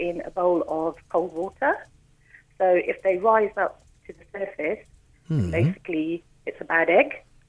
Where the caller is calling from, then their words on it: Hayes, London, United Kingdom; I'm calling from Hayes near Heathrow.